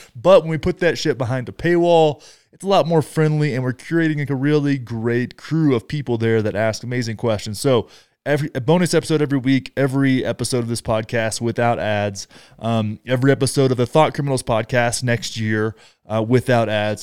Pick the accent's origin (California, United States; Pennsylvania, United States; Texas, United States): Texas, United States; close to my hometown